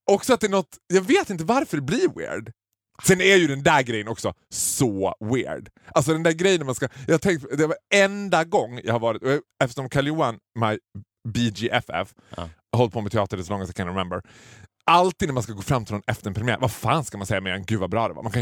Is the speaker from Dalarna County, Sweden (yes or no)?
yes; Borlänge, Dalarna County, Sweden; har jag liksom basunerat ut att jag kommer från Borlänge.